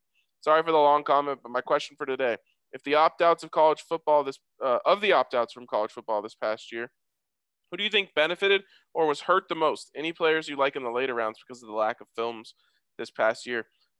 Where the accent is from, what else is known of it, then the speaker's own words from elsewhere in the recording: Austin, Texas, United States; As I'm from Austin, a Spurs, Longhorns, and Baylor Stars and Rangers fans